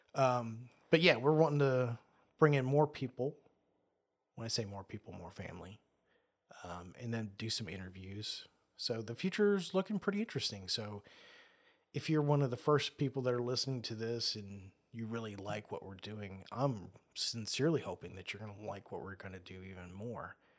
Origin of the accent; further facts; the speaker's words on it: Australia; I was born in Australia